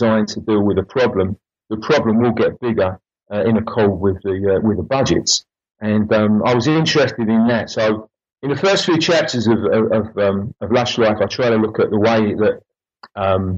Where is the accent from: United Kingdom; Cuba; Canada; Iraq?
United Kingdom; London; also born or lived in Oxford / Durham; growing up in East London, living in East London and working in East London